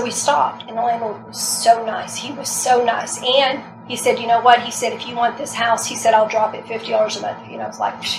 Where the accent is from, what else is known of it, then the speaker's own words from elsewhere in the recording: the South, United States; I'm from the South. We got good food down here.